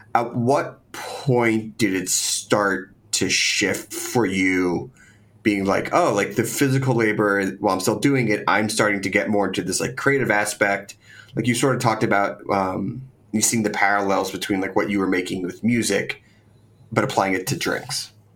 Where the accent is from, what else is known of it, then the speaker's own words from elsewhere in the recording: Philadelphia, Pennsylvania, United States; I grew up in Philadelphia